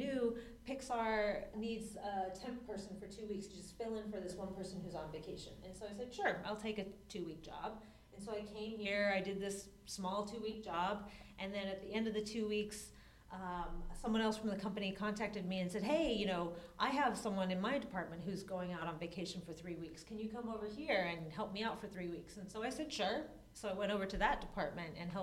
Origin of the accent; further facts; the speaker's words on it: Torrance, California, United States; I grew up in Southern California in Torrance, which is a suburb of LA.